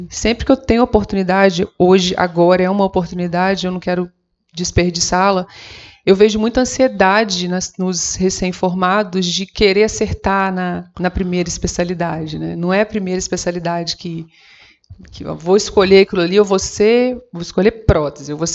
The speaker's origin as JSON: {"language": "Portuguese", "region": "Rio de Janeiro", "country": "Brazil", "said": "Como eu sou do interior do Rio, e é um dos fatores que a gente que pesou muito na minha decisão"}